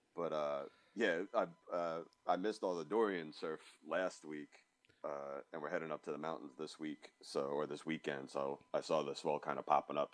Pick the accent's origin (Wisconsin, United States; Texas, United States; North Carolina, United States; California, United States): North Carolina, United States; Cary; also born or lived in New York; now in Raleigh, United States; originally from New York, but we've been here since I was ten. So um, like more North Carolinian